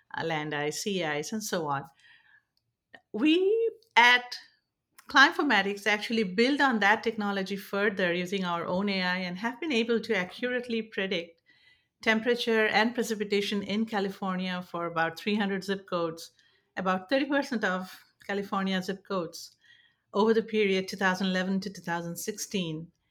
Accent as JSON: {"language": "English", "country": "India", "moved": "yes", "lives_now": "San Francisco Bay Area, United States", "said": "I'm originally from India and now settled in the San Francisco Bay Area"}